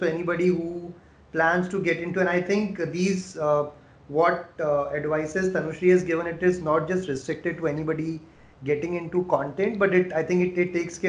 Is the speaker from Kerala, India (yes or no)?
no; Rajasthan, India; I come from Rajasthan